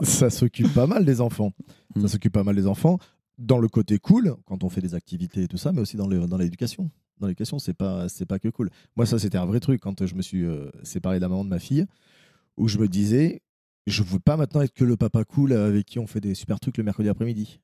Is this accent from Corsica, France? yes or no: no; Bergerac, Nouvelle-Aquitaine, France; je viens de Bergerac, c'est un milieu un peu plus, euh, un peu plus rural